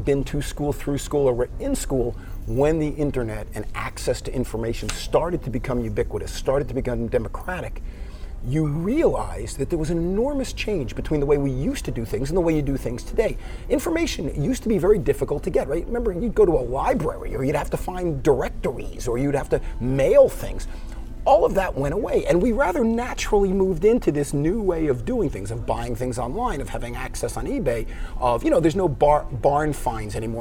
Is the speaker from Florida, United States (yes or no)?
yes; Miami Beach, Florida, United States; It was a great place to grow up. I had no idea how special growing up Miami Beach was